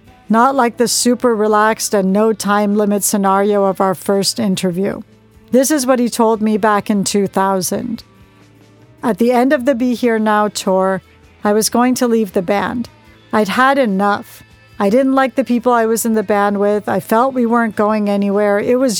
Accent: Manchester, North West England, United Kingdom; But the culture I was brought up on in Manchester was about drugs and gangs.

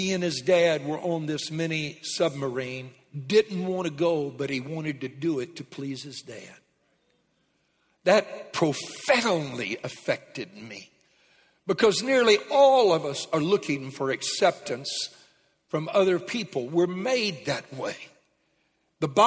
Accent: Louisiana, United States; I was raised in Louisiana

